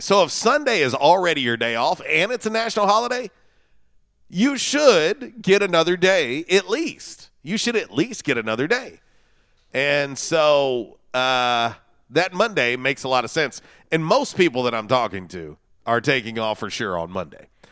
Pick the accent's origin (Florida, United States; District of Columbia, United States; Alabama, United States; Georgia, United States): Florida, United States; from where I grew up in Florida